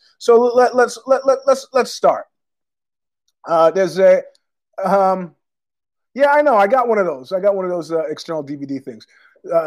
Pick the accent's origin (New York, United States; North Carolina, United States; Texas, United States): New York, United States; New York City; I was born there in Queens